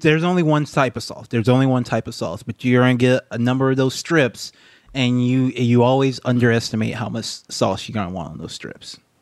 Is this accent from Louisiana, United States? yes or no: yes; Baton Rouge, Louisiana, United States; moved away; also born or lived in Japan; my hometown, Baton Rouge, Louisiana